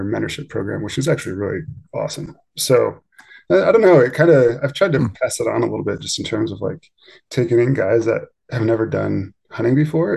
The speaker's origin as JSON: {"language": "English", "region": "Pennsylvania", "country": "United States", "tie": "born or raised there", "moved": "as an adult", "lives_now": "Idaho, United States", "said": "I grew up in Pennsylvania"}